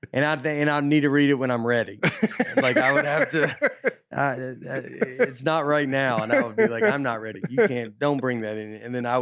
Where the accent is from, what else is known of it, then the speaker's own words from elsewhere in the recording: Minnesota, United States; I grew up in Minnesota, and the Winter Olympics were way more important to us than the Summer Olympics.